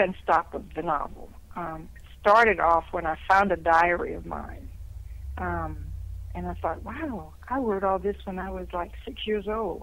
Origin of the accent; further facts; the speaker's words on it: Louisiana, United States; accent: Cajun; I was born in Louisiana. So if you're born in Louisiana, particularly South Louisiana, you will have somewhat of a Cajun accent